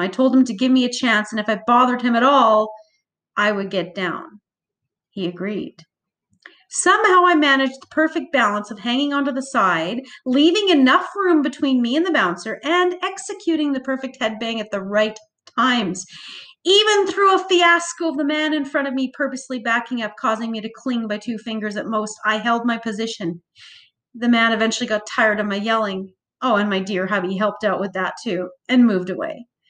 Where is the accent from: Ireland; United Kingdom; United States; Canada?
Canada; Calgary, Alberta; I grew up in Calgary, thus, Stampede seethes through my blood